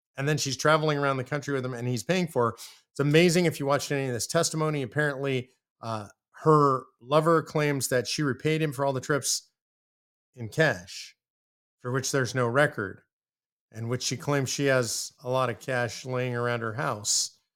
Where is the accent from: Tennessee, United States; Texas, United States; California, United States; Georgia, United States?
Texas, United States; I'm a biased Texan